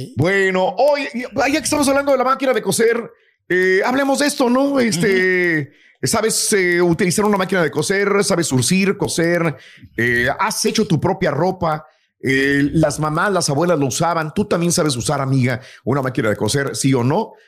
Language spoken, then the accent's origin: Spanish; Matamoros, Tamaulipas, Mexico; en mi pueblo, soy de Matamoros, se juega mucho béisbol y jugué yo mucho béisbol eh, de niño